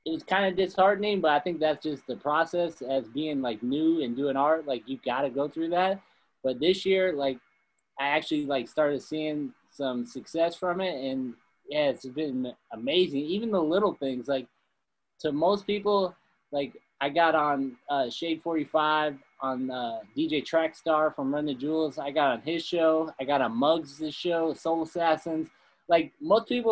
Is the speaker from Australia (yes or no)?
no; Midwest, United States; we're both from the Midwest